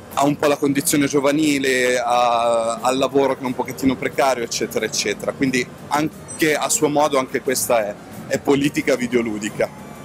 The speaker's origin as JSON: {"language": "Italian", "area": "Lake Como", "region": "Lombardy", "country": "Italy", "said": "dalle nostre parti, sul lago di Como"}